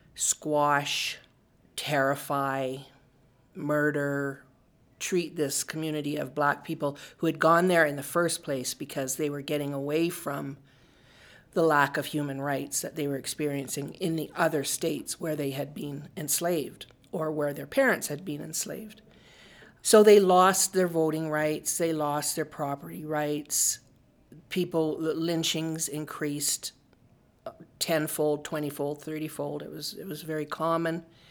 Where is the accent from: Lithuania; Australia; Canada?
Canada; Calgary, Alberta; I grew up in Bon Ness before it was part of the city of Calgary